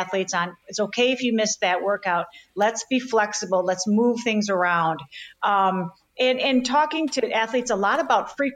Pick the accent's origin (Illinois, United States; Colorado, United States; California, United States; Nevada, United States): Illinois, United States; Chicago; I'm born and raised in Chicago